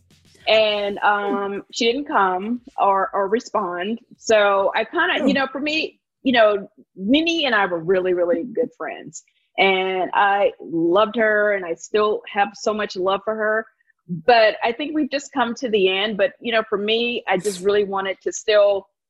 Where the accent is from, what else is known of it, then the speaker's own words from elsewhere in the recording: Alabama, United States; also born or lived in New York; now in Atlanta, United States; I grew up in Alabama